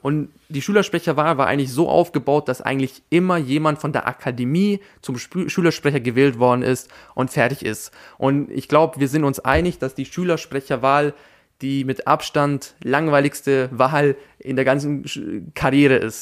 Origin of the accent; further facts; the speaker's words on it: Austria; first language German; in Österreich geboren zu sein und Österreicher zu sein.